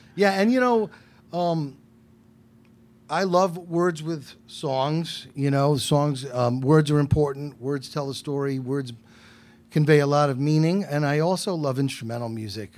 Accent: Westerly, Rhode Island, United States; also born or lived in New Orleans; now in Providence, United States; I was born and raised in Westerly

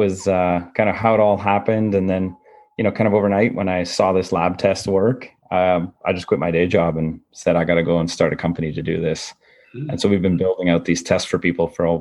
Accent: Canada; I'm a guy who just grew up in a small town in Canada

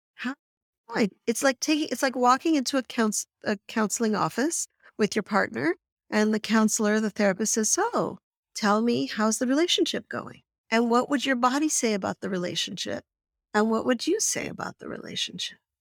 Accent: Canada; I grew up in Canada

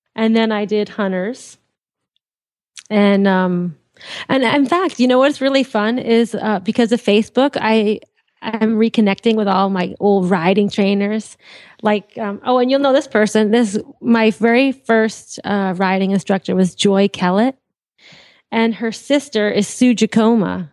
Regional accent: Andover, Massachusetts, United States; also born or lived in Lawrence, Massachusetts; I was born in uh, Andover, Mass. Well, I lived in Andover. I was born in Lawrence General Hospital. Massachusetts

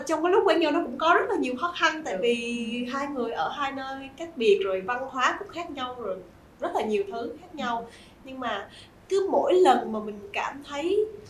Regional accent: Vietnam; mình là người Việt Nam

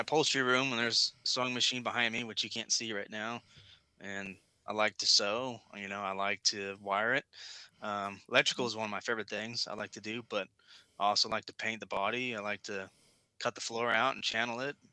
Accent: Kansas City, United States; moved away as an adult; now in Virginia, United States; I grew up in Kansas City

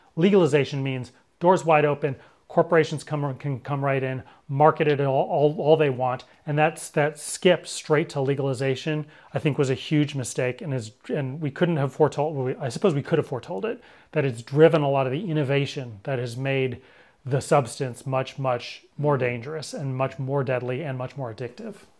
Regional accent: Berkeley, California, United States; I was born and raised in Berkeley

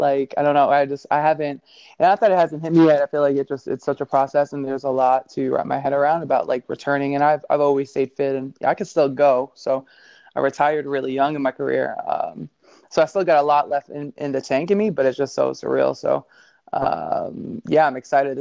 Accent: New York, United States; first language Italian; English is a second language; I grew up in Brooklyn

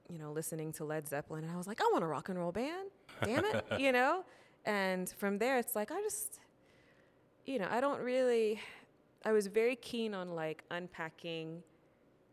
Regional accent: Columbia, Louisiana, United States; also born or lived in Yokosuka, Japan; then we moved from Yokosuka to Columbia, Louisiana, and moved in with my grandma

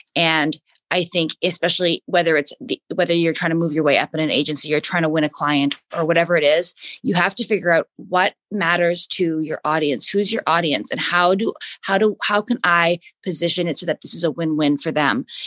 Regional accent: Canada; moved away as an adult; now in United States; I'm from Canada. I came to the U.S. on a U.S. track scholarship

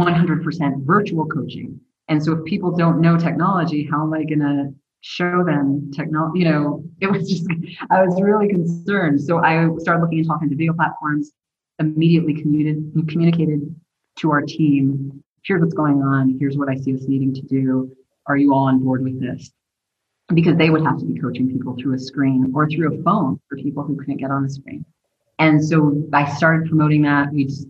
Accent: Belen, New Mexico, United States; moved away as an adult; also born or lived in Los Angeles; now in Albuquerque, United States; I was born and raised in Belen, New Mexico

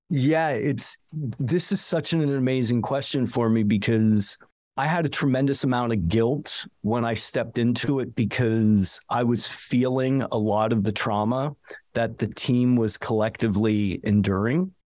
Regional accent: Ligonier, Pennsylvania, United States; moved away as an adult; also born or lived in Braddock, Pennsylvania / Florida / Vermont; now in Jackson Hole, United States; my folks moved us up to a rural environment about outs, about an hour outside of the city in the town called Ligonier

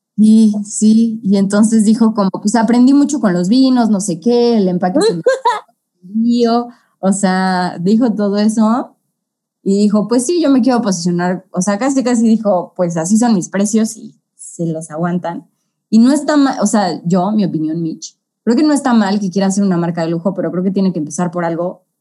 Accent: Mexico City, Mexico; nosotros que somos de la CDMX

